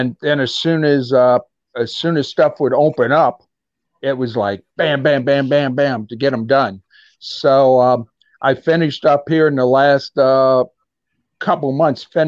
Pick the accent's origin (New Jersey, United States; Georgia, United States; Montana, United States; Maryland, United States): Maryland, United States; Hagerstown; born or raised there